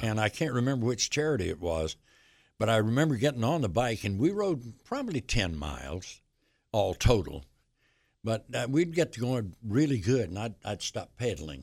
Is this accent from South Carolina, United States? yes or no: yes; Union, South Carolina, United States; moved away; my hometown station, W B C U and Union